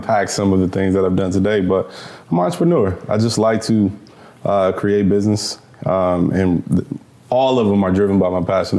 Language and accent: English; Los Angeles, California, United States; I was born in Los Angeles, California. L.A.? So, yeah, right outside of L.A., actually, in Northridge. Northridge, okay. And I was raised there.